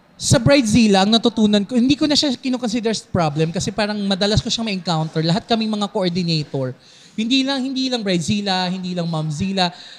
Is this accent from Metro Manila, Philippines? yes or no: yes; Quezon City, Metro Manila, Philippines; taga Navaliches ako